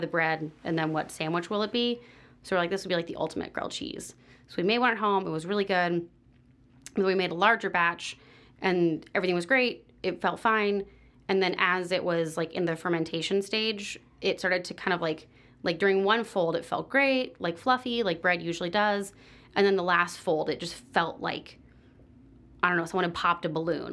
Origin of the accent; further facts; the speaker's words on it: San Diego, California, United States; moved away as an adult; also born or lived in Orange County, California / Cincinnati; now in Chicago, United States; I grew up in San Diego